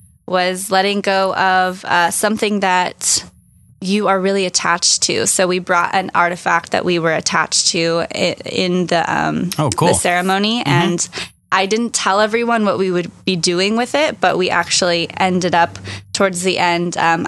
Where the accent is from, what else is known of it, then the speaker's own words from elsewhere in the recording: California, United States; I'm from Orange County.